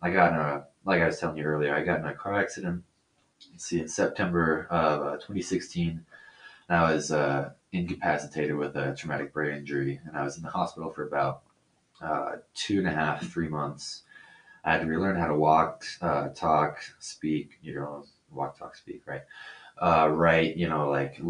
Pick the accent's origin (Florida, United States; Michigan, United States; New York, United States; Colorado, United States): Colorado, United States; also born or lived in Concord, California; I moved here, and I've been here for about 17 years